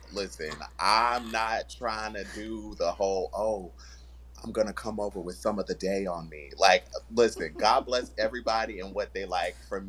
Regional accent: Virginia, United States; now in Los Angeles, United States; I'm originally from Virginia.

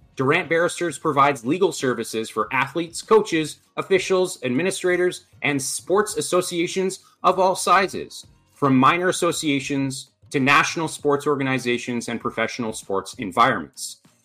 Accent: Lanark, Ontario, Canada; I was actually uh, raised in Lanark, Ontario.

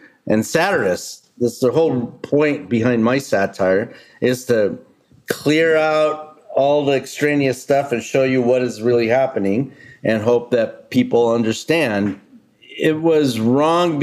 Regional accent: San Diego, California, United States; moved away; I'm from San Diego originally, on the border

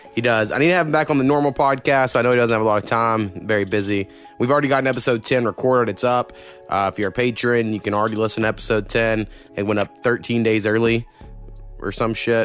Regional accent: Oklahoma, United States; moved away; I grew up in a real small town, where you go Oklahoma

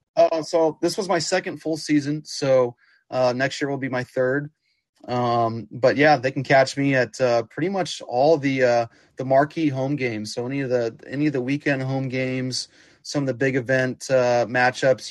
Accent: Kansas City, Missouri, United States; growing up in Kansas City

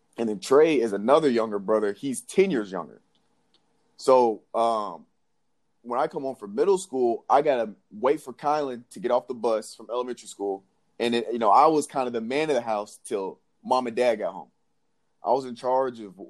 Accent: Nashville, Tennessee, United States; also born or lived in Jackson, Tennessee; So I was born in Jackson, Tennessee, which is like right in between Memphis and Nashville. And so I believe in or second grade, sometime along there, we moved to Nashville.

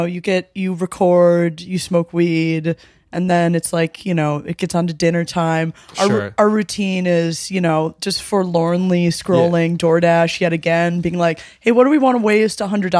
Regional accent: Midwest, United States; I'm from the Midwest, so horchata's a little like too spicy for me, a little too feisty.

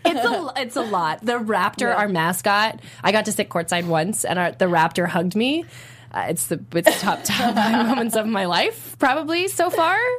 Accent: Toronto, Ontario, Canada; I'm from Toronto

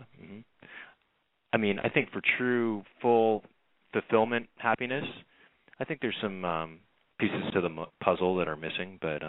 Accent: Los Angeles, California, United States; Growing up in Los Angeles

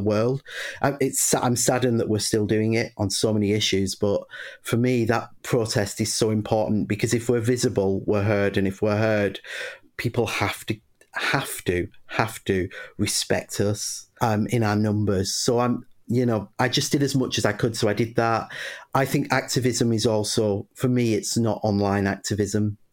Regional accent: Bury, North West England, United Kingdom; I grew up in a little northern town called Bury in Lancashire

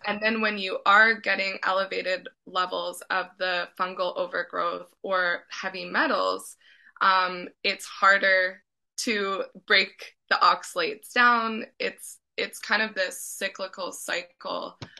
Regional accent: Edmonton, Alberta, Canada; moved away as an adult; also born or lived in Vancouver; I'm originally from Edmonton, but I moved to Vancouver and lived two years.

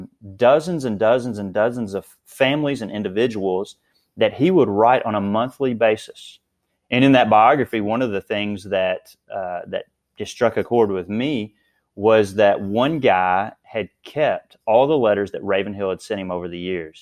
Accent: Princeton, Kentucky, United States; moved away as an adult; now in Owensboro, United States; I'm obviously from Princeton, but I came to Owensboro, Kentucky

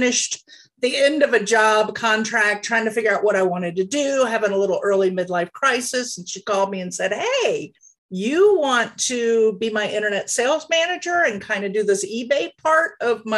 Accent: the South, United States; moved away as an adult; also born or lived in Pennsylvania; My husband's job brought me back down south, which is where I was originally from

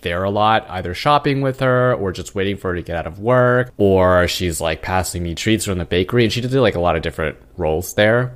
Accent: Irvine, California, United States; moved away as an adult; now in Queens, New York, United States; back in the town that we grew up in, in Irvine

